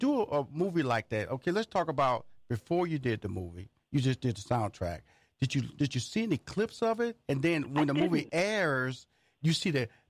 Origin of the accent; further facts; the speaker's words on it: Houston, Texas, United States; I'm from Houston, Texas, so, you know, NASA has been a big part of my life, the space program.